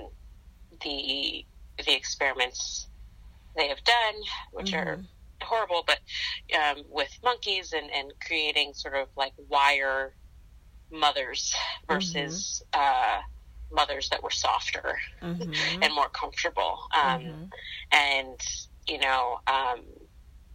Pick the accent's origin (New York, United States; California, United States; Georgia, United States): New York, United States; New York City; also born or lived in Philadelphia, Pennsylvania; now in New York, United States; I was born in Queens.